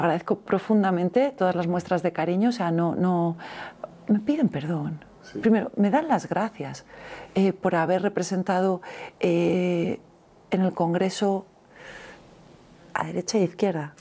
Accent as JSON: {"language": "Spanish", "town": "Alicante", "region": "Valencian Community", "country": "Spain", "also_born_or_lived": "Andalusia", "said": "soy alicantina de origen, pero políticamente soy andaluza"}